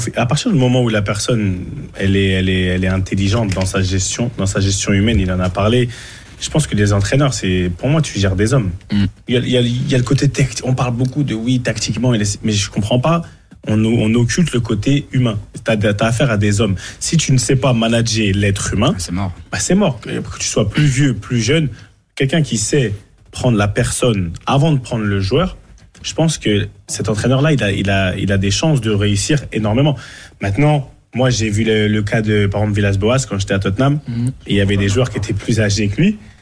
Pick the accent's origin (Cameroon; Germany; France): Cameroon; chez nous au Cameroun